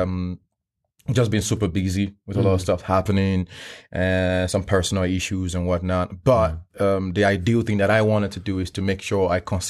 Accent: Nigeria; now in Sweden; I just stick to my culture, my roots, which is Afrobeat, because I'm Nigerian

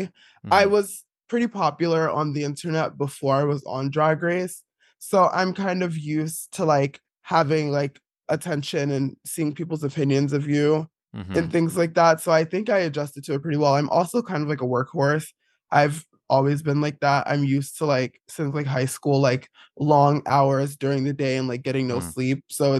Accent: East Orange, New Jersey, United States; I grew up in East Orange, New Jersey, which is like not a very queer place.

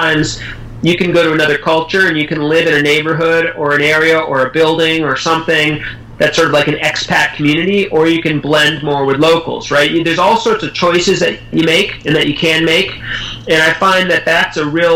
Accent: United States; I grew up in the United States

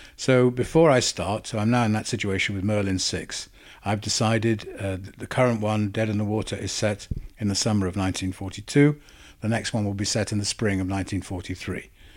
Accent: Wales, United Kingdom; accent: Welsh; moved away; also born or lived in England; I'm Welsh

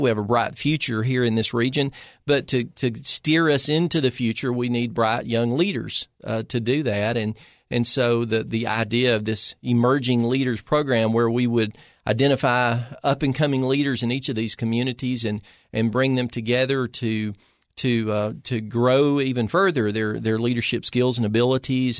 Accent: Smith County, Upper Cumberland, Tennessee, United States; moved away as an adult; also born or lived in Macon County, Tennessee; now in Cookeville, United States; born and raised in Smith County

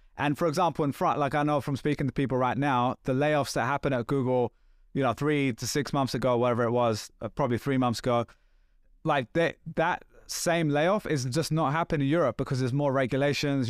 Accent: England, United Kingdom; I'm English too

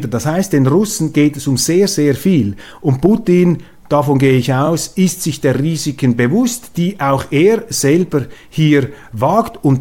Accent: Switzerland; Als Schweizer können Sie mir glauben, also ich habe, ähm, wir haben hier ein durchaus intaktes Gespür für Demokratien.

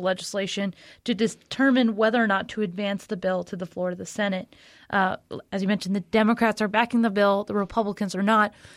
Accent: Florida, United States; Florida, my my home state, the best state

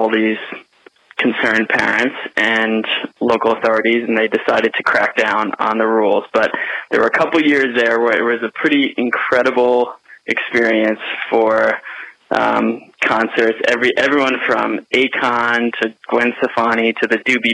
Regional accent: Fair Haven, New Jersey, United States; now in San Francisco, United States; I grew up in Fairhaven, New Jersey

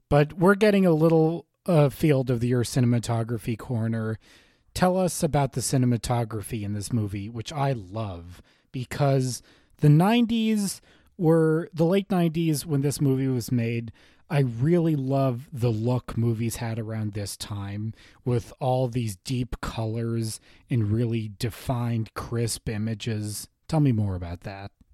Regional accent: New York City, New York, United States; I'm a New Yorker myself

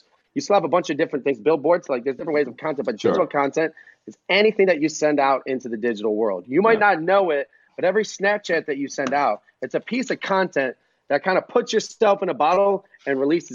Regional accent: Cleveland, Ohio, United States; I'm from Cleveland

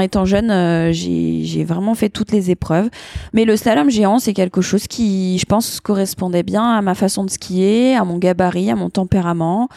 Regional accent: Annemasse, Auvergne-Rhône-Alpes, France; also born or lived in New Zealand / Le Grand-Bornand; je suis née à Annemasse, en Haute-Savoie

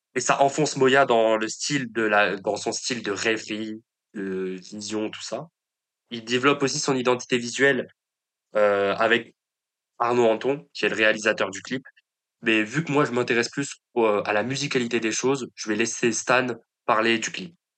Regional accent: Paris, Île-de-France, France; En tant que Parisien

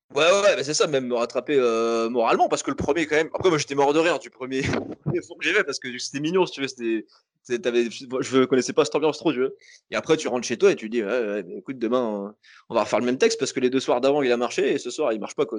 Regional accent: Toulouse, Occitania, France; je suis de Toulouse

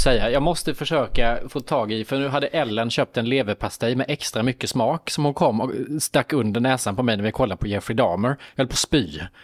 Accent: Värnamo, Jönköping County, Sweden; moved away; Nu var jag i Värnamo i min hemstad

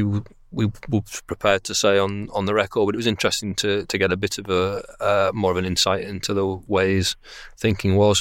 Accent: Bradford, Yorkshire and the Humber, United Kingdom; I'm from Bradford. Uh, Bradford is my local club, and it's the club that I, uh, went to see, you know, when I could, uh, on Saturdays when I was growing up

